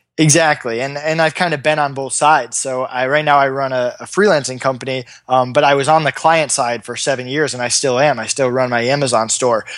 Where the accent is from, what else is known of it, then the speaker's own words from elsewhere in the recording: Massachusetts, United States; also born or lived in Hamden, Connecticut; I'm from Massachusetts